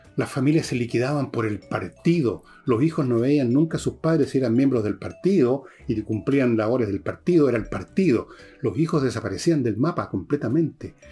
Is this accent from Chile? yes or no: yes; Chile